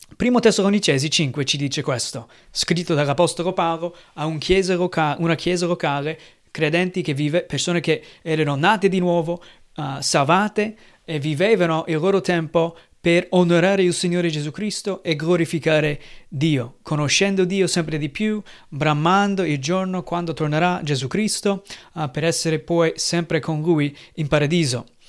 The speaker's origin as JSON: {"language": "Italian", "country": "United States", "second_language": "Italian", "moved": "yes", "lives_now": "Italy", "said": "Io sono americano, anche noi qui in Italia con la mia famiglia abbiamo celebrato un po' il giorno di ringraziamento"}